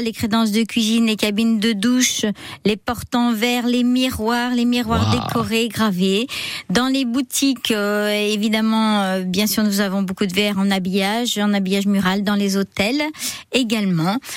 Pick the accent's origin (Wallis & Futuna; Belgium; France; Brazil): France; Vendée, Pays de la Loire; moved away; je suis de Vendée